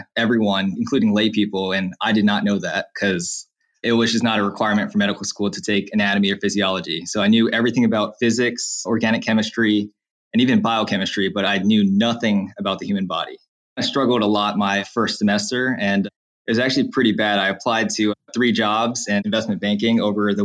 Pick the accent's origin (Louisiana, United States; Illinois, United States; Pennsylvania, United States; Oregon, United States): Louisiana, United States; Slidell; also born or lived in New Orleans, Louisiana; I'm from Slidell, Louisiana, and I'm currently an L3 medical student at Louisiana State University Health Sciences Center in New Orleans